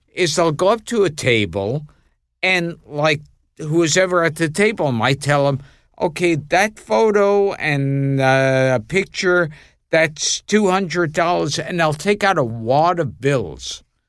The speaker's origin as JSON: {"language": "English", "town": "New York City", "region": "New York", "country": "United States", "tie": "born or raised there", "said": "I grew up in Brooklyn"}